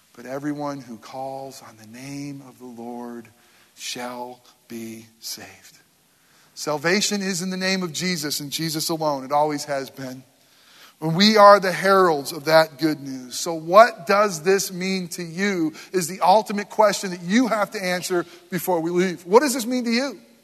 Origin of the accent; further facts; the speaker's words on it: Northeast, United States; now in Florida, United States; I were growing up in the Northeast